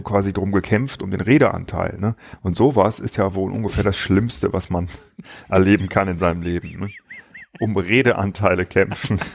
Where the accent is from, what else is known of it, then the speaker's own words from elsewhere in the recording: Wipperfürth area, North Rhine-Westphalia, Germany; moved away; ich komme aus der Gegend